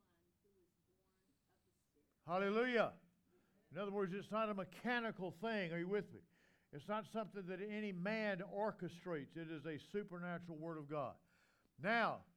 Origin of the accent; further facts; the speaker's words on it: the South, United States; in the South, we call our wives mother and brother, father